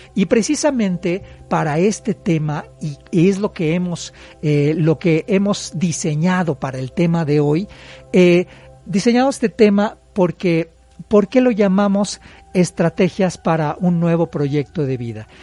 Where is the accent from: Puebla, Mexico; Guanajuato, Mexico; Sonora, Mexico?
Puebla, Mexico; los que somos poblanos